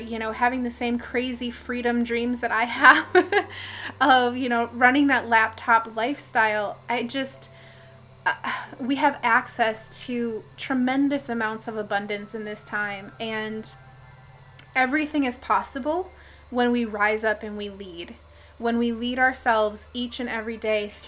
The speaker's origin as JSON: {"language": "English", "region": "Minnesota", "country": "United States", "said": "I'm from Minnesota"}